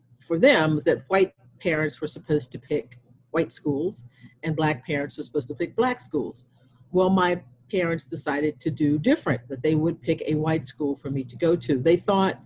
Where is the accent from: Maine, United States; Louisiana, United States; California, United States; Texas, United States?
Texas, United States; when I was growing up in Texas